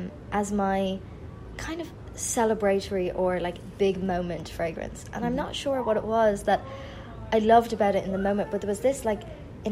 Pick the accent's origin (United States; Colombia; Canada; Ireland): Ireland; growing up in Ireland, my only access to these people was through magazines or through television.